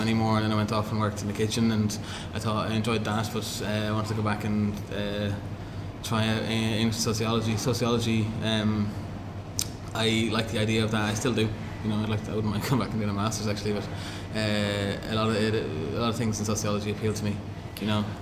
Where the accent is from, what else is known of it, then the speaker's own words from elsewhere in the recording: Cavan, Ulster, Ireland; I grew up in Cavan